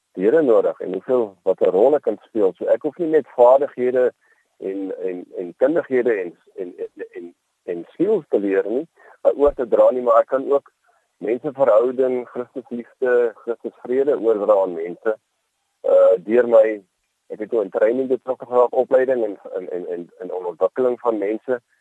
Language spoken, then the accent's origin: Afrikaans; Boland, Western Cape, South Africa; also born or lived in Worcester / Helderberg; ek is 'n uh, man wat in die Boland in die Kaap uh, groot geword